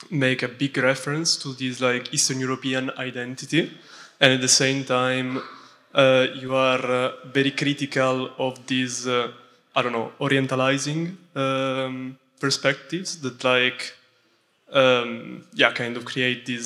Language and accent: English; Italy; I'm from Italy